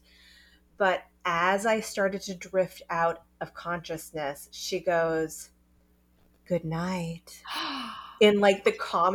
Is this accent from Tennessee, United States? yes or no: no; North Carolina, United States; moved away; also born or lived in New York; I grew up in North Carolina